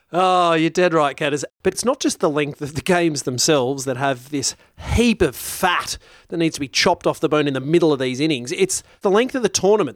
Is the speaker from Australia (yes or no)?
yes; Australia; as an Australian